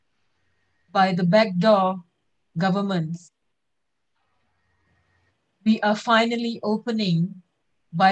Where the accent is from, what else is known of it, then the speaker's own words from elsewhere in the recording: Malaysia; we are Malaysian